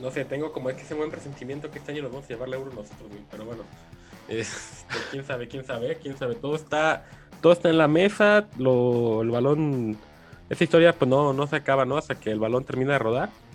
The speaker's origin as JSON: {"language": "Spanish", "country": "Mexico", "said": "qué orgullo ser parte como mexicano"}